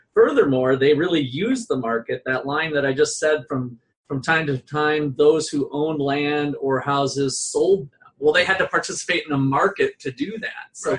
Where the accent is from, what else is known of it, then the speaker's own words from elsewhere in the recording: Topeka, Kansas, United States; from Topeka, Kansas